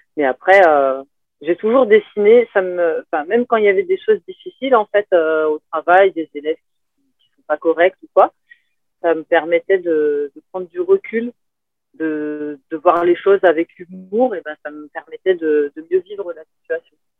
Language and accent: French; France; also born or lived in Paris region / south of France / Tunisia; now in Narbonne, France; en tant que Français